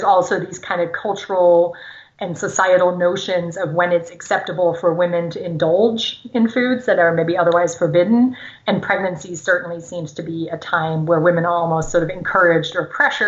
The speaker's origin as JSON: {"language": "English", "country": "Germany", "tie": "born or raised there", "first_language": "German", "second_language": "English", "moved": "yes", "said": "So I grew up in Germany, speaking German. My parents are German"}